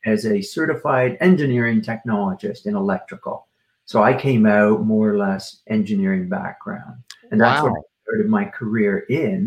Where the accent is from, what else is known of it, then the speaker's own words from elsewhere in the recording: Toronto, Ontario, Canada; Born and raised in Toronto, Canada, and lived here all my life